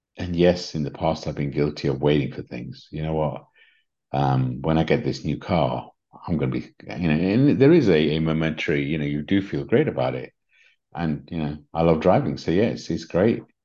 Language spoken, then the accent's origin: English; England, United Kingdom; accent: English; my English accent